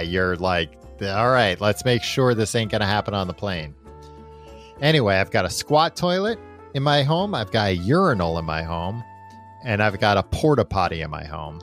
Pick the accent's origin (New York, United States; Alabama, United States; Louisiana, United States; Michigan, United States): New York, United States; growing up in New York